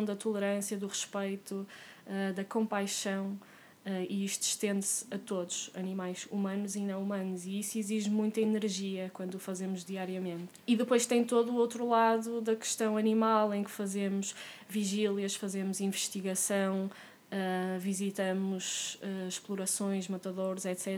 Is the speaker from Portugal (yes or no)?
yes; Porto, Norte, Portugal; also born or lived in France; eu sou do Porto